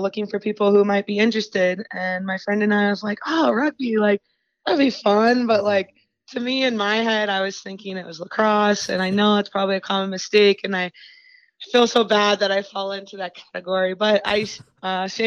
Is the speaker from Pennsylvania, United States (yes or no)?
yes; Chambersburg, Pennsylvania, United States; I'm from Chambersburg, Pennsylvania